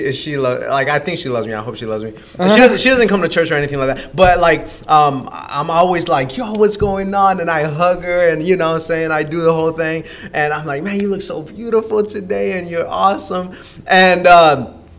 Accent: Las Vegas, Nevada, United States; now in Missouri, United States; I come from Vegas

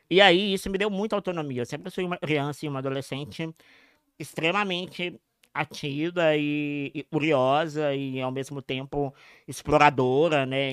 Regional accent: Passos, Minas Gerais, Brazil; Eu nasci em Passos, em Minas Gerais

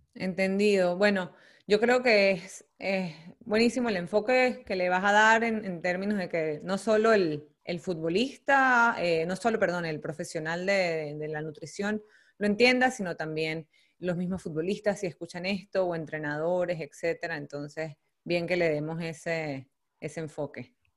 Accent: Venezuela; como, como, venezolanas

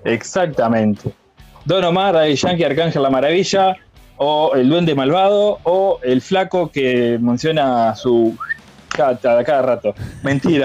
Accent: Flor de Maroñas, Montevideo, Uruguay; Yo, de Flor de Maroña, papá, Uruguay

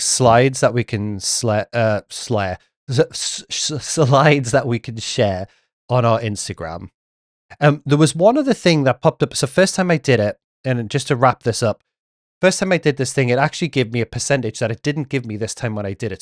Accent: England, United Kingdom; being English, I did grow up watching Neighbours and Home and Away

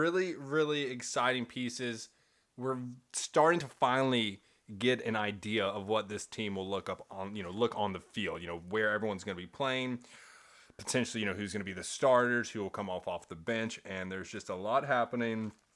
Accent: Kentucky, United States; I'm from Kentucky, so it's a little more southern

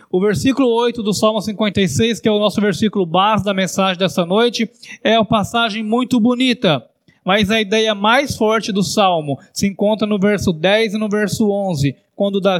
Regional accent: São Carlos, São Paulo, Brazil; moved away as an adult; now in Campinas, Brazil; Quando eu saí de São Carlos e vim morar aqui em Campinas para estudar aqui na Teológica, eu tinha 21 anos de idade, vim morar sozinho

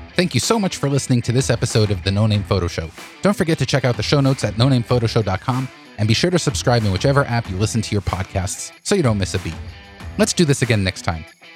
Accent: United States; I'm American

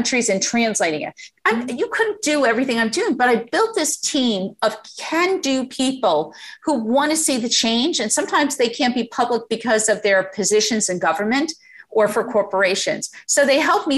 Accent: United States

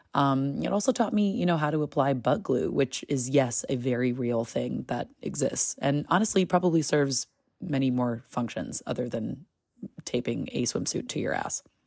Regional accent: United States; as a woman just growing up in America

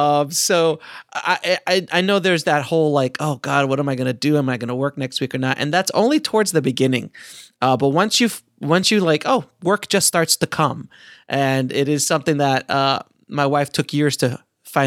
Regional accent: Orlando, Florida, United States; I'm from Orlando. Florida

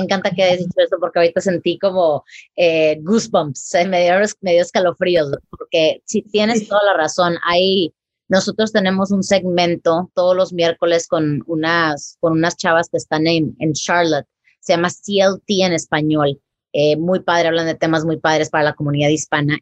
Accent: Tampico, Tamaulipas, Mexico; yo soy eh, de Tampico, Tamaulipas, ¿verdad? En México.

